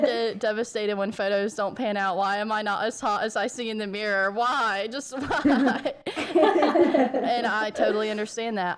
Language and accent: English; American South, United States; accent: southern American; It's southern